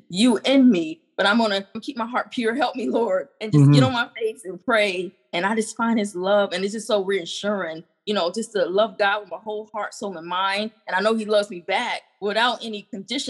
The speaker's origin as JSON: {"language": "English", "region": "North Carolina", "country": "United States", "also_born_or_lived": "Colorado Springs", "moved": "yes", "said": "I'm from North Carolina, but I was in Colorado Springs"}